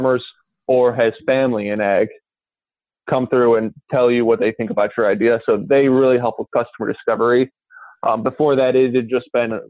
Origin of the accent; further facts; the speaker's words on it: Northwest Indiana, United States; I'm from Northwest Indiana, basically right where the Chicago suburbs turn into Indiana cornfield. So not an actual ag background, but grew up in a rural area.